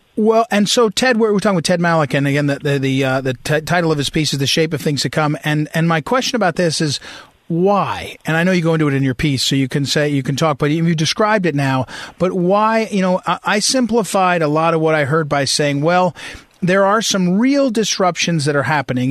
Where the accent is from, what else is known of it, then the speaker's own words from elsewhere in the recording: New Jersey, United States; moved away as an adult; also born or lived in St. Louis, Missouri; I grew up in New Jersey